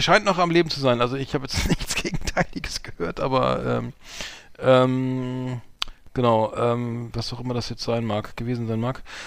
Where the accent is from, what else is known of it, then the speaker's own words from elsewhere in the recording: Germany; deutsch wie ich bin